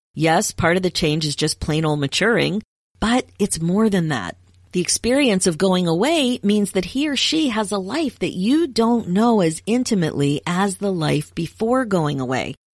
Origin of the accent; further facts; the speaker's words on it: United States; moved away as an adult; also born or lived in Canada; I'm American and I was studying in Canada